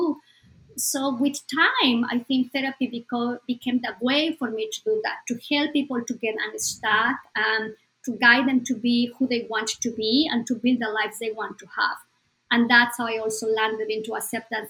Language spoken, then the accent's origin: English; Bolivia; moved away; Bolivia, my home country